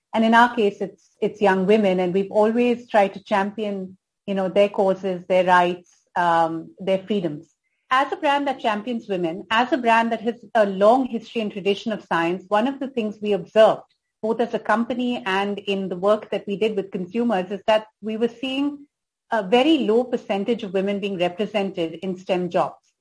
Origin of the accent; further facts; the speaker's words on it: India; being an Indian